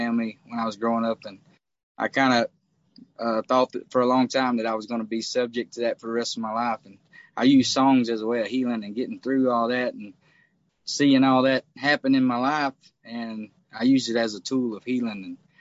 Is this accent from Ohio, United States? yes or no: no; Louisiana, United States; also born or lived in Texas; now in Nashville, United States; I was the only one born in Louisiana. So I was born in Louisiana